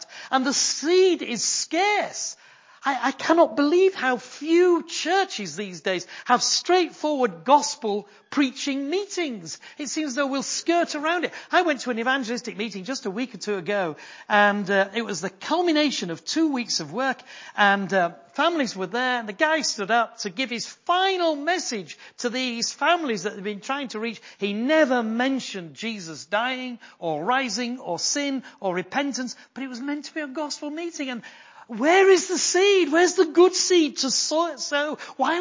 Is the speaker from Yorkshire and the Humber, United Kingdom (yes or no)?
yes; Yorkshire and the Humber, United Kingdom; I am a Yorkshireman.